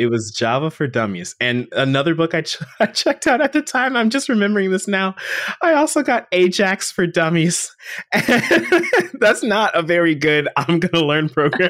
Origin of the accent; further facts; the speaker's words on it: Florida, United States; born there; I was born in South Florida, so I am your friendly local Florida man. You know, I no longer reside there